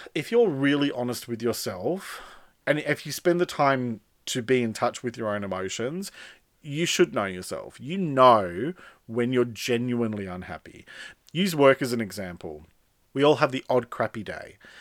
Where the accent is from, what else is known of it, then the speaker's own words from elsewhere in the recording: Sydney, New South Wales, Australia; also born or lived in Melbourne; now in country New South Wales, Australia; I moved from outer western Sydney, where I grew up, to the heart of Sydney